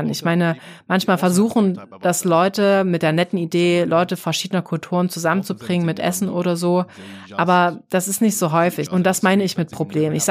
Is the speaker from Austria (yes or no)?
no; Egypt; Also, also wo ich herkomme, da ist es auch schwer, dich als Ausländerin zu heiraten und zu akzeptieren. Also jetzt zum Beispiel ein ausländischer Mann, der eine ägyptische Frau heiraten will.